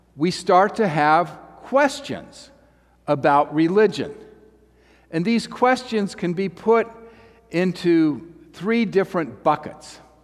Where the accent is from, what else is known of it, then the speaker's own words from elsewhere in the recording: Dayton, Ohio, United States; moved away; I'm from Dayton, and I graduated from Fairview High School in 1995.